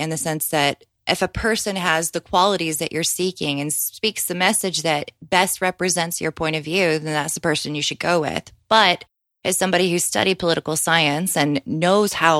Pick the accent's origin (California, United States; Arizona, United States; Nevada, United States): Arizona, United States; I'm from Arizona